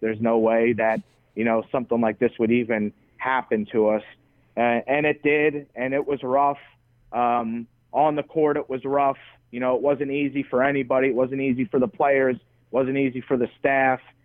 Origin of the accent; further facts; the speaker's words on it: New York, United States; moved away; also born or lived in Nebraska; friends of mine in New York that I grew up